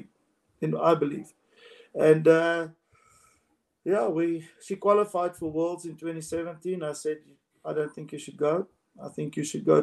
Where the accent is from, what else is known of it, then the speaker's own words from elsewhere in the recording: South Africa; in South Africa, we push our goals